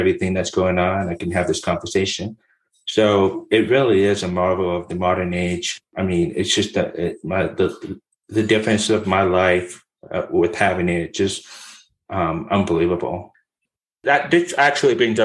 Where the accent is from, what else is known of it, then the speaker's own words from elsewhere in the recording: Southern California, United States; My background is I was born and raised in Southern California. I moved around in Orange County and LA counties